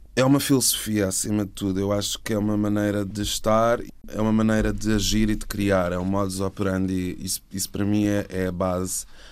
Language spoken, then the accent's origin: Portuguese; Setúbal, Portugal; now in Lisbon, Portugal; eu sou de Setúbal e tinha vindo morar para cá